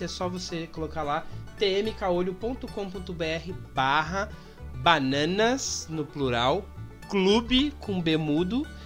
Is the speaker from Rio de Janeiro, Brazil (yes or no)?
no; interior of São Paulo, Brazil; eu sou de São Paulo, interior de São Paulo